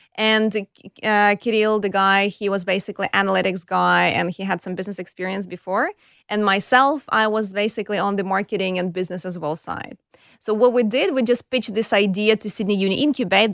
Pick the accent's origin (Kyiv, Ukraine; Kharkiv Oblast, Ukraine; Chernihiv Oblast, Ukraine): Kyiv, Ukraine; accent: Eastern European; English is a second language; moved away as an adult; now in Australia; I was born in Kiev. It's the capital of Ukraine.